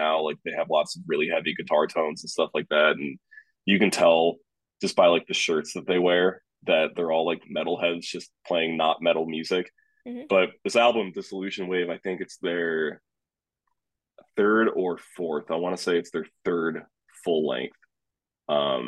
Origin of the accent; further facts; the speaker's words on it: upstate New York, United States; I'm from upstate New York